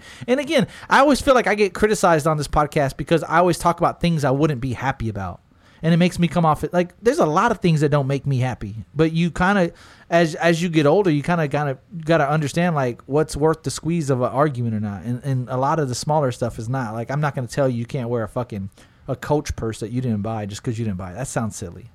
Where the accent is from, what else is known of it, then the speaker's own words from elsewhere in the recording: Smithville, Texas, United States; I'm from Smithville